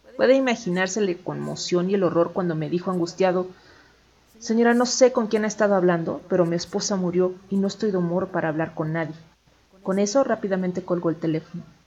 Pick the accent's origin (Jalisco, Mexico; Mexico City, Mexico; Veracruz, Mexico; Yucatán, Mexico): Mexico City, Mexico; Chilango; aquí como chilangos